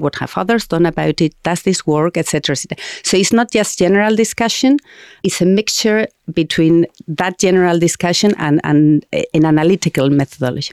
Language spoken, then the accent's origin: English; Spain; English is a second language; moved away as an adult; I was born in Spain at the end of the dictatorship